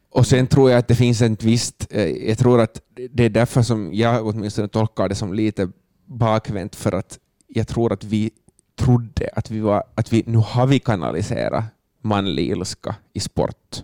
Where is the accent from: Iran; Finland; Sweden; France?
Finland; som finländare